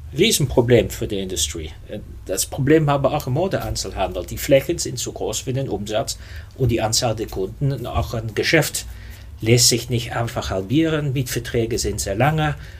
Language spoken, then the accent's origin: German; Belgium; German is a second language; moved away as an adult; also born or lived in Netherlands; now in Germany; ich bin äh, Niederländer, in Belgien groß geworden. Seit 97 lebe ich in Deutschland